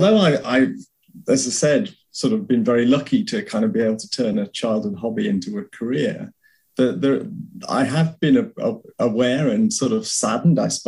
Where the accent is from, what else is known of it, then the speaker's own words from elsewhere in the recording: Shropshire, West Midlands, United Kingdom; now in South England, United Kingdom; I originated in, I was born up in Shropshire, which most people have never heard